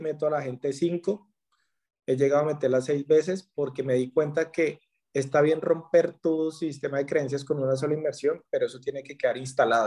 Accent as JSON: {"language": "Spanish", "country": "Colombia", "said": "En la pandemia en mi país andaba por Bogotá"}